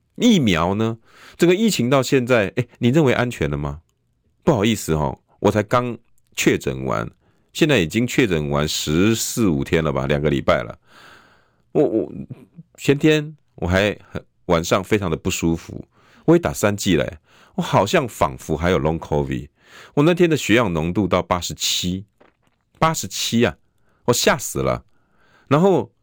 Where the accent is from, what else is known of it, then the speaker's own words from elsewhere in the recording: Taiwan; 我们台湾这边的候选人